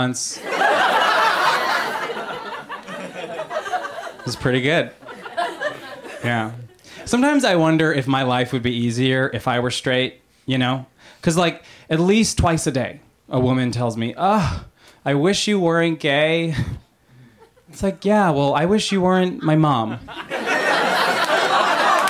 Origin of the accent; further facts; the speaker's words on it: Long Island, New York, United States; I am from Long Island